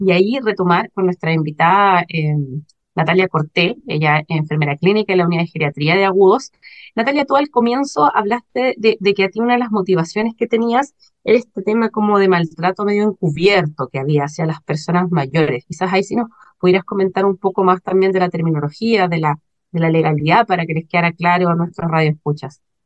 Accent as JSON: {"language": "Spanish", "country": "Chile", "said": "como chilenos y chilenas"}